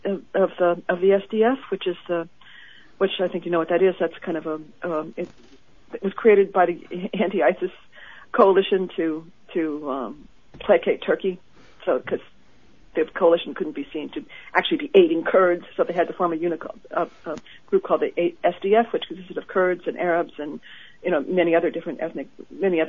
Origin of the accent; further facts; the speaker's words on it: United States; I'm an American